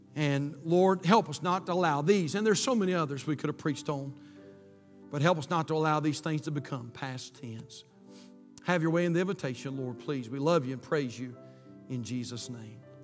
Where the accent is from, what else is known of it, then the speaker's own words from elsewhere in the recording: United States; born in this great country